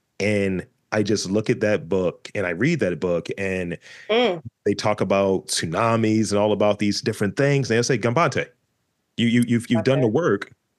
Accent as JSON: {"language": "English", "town": "Baltimore", "region": "Maryland", "country": "United States", "said": "I'm just from East Baltimore."}